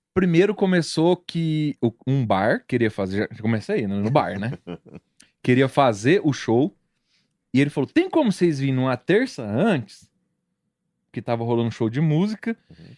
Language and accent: Portuguese; interior of São Paulo, Brazil; moved away as an adult; also born or lived in Mineiros; now in Goiânia, Brazil; eu sou do interior de São Paulo, moro aqui desde 2013.